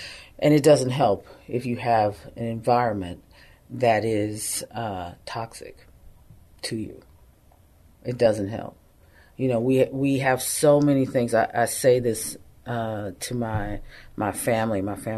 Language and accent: English; Yanbu, Medina Province, Saudi Arabia; I'm a Christian, but I grew up in Saudi Arabia. Part of my time was there, and lived in a little city called Yanbu, Saudi Arabia, between Mecca and Medina.